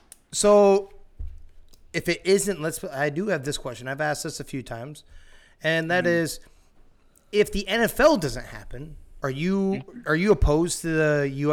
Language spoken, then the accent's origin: English; Iowa, United States; we're from Iowa